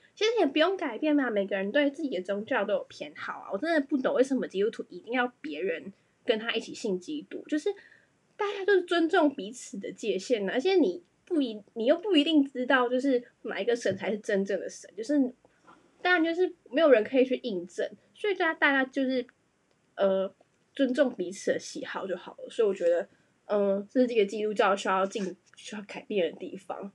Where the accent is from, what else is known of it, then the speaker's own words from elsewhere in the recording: Taiwan; 我要来讲一下身为台湾人非常困扰的事情